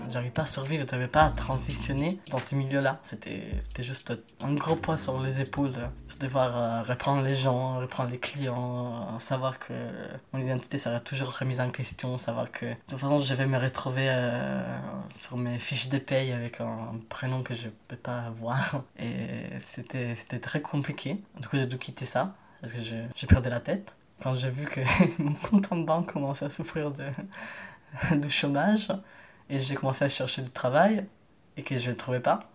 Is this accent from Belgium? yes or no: no; Italy; now in France; je suis un migrant italien